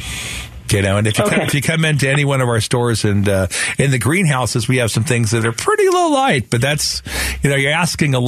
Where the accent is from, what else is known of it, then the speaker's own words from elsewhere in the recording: Phoenix, Arizona, United States; Where we grew up in Sunny Slope, we always used our wash water for watering our citrus trees.